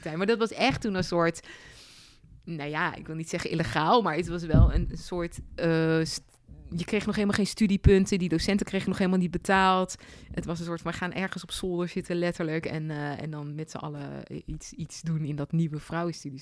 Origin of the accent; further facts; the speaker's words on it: Leersum, Utrecht, Netherlands; het dorp waar ik ben opgegroeid, Leersum